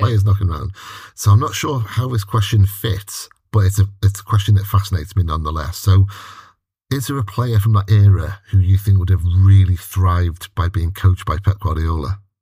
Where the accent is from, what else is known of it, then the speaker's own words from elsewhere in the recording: Wales, United Kingdom; as a Welshman